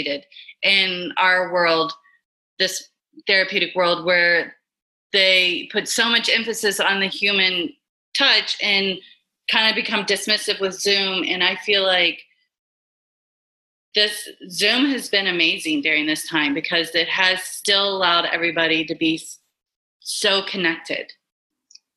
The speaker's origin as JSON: {"language": "English", "town": "Memphis", "region": "Tennessee", "country": "United States", "tie": "born or raised there", "said": "I grew up in Memphis, Tennessee."}